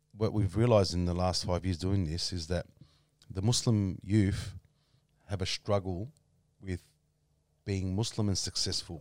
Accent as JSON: {"language": "English", "country": "Australia", "tie": "born or raised there", "said": "I was brought up in Camberfield"}